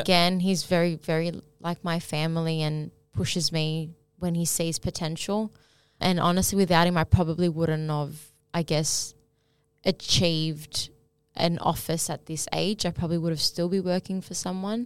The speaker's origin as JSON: {"language": "English", "town": "Sydney", "region": "New South Wales", "country": "Australia", "tie": "born or raised there", "said": "growing up in Sydney"}